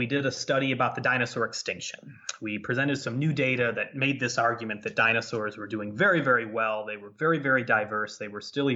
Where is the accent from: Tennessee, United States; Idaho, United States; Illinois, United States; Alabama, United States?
Illinois, United States; Ottawa; I worked for my hometown newspaper in Ottawa, Illinois